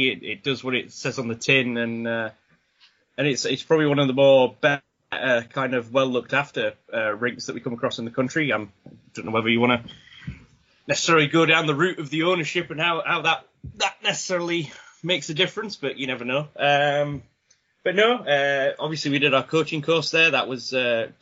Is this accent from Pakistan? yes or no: no; Sheffield, Yorkshire and the Humber, United Kingdom; I was kind of growing up in Sheffield